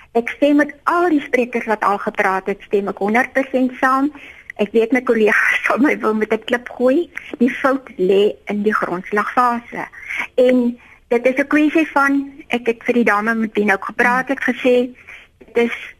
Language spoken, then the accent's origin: Afrikaans; Eastern Cape, South Africa; Ek het groot geword in die Ooskaap